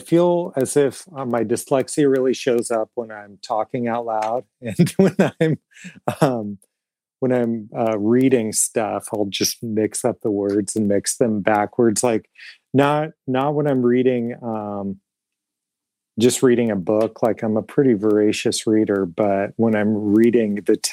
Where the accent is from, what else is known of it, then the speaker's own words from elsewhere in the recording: Portland, Oregon, United States; moved away as an adult; now in Fort Wayne, United States; I'm originally from Portland, Oregon